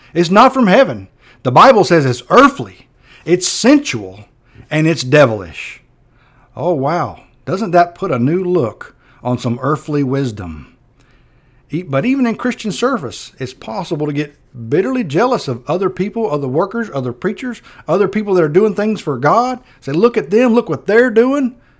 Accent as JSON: {"language": "English", "town": "Perry", "region": "Florida", "country": "United States", "tie": "born or raised there", "said": "I grew up in Perry"}